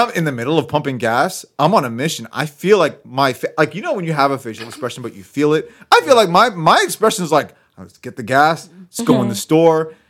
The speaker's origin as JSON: {"language": "English", "region": "Massachusetts", "country": "United States", "said": "I'm from Massachusetts."}